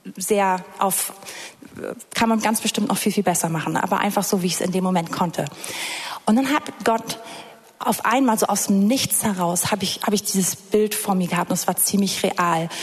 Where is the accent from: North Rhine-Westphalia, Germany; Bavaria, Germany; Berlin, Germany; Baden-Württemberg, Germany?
Berlin, Germany; ich komme hier aus Berlin, es ist flach